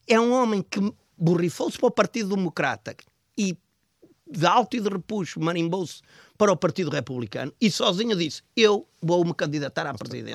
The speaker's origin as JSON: {"language": "Portuguese", "town": "Braga", "region": "Norte", "country": "Portugal", "tie": "born or raised there", "said": "eu cresci em Braga. Eu sou um homem, sou um homem, sou um bracarense, considerado um bracarense."}